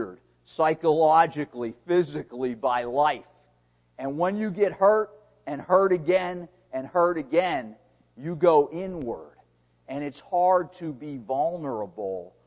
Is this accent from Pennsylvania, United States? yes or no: yes; Pittsburgh, Pennsylvania, United States; I was born in Pittsburgh, Pennsylvania.